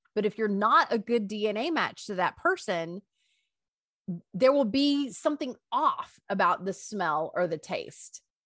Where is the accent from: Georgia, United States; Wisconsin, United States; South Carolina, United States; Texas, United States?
Texas, United States; Greenville; I grew up in Greenville, Texas, and I went to high school